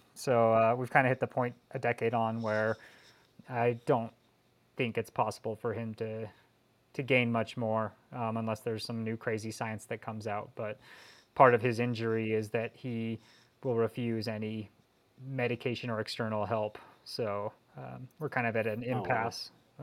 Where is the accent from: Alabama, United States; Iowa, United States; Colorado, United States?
Colorado, United States; now in Northern California, United States; I was growing up in Colorado and I was winning races as a junior in the pro one twos